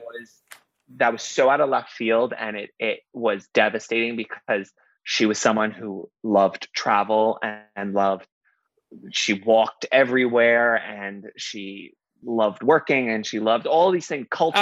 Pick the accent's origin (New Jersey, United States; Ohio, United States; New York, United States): New York, United States; New York City; growing up in Queens, it was predominantly Asian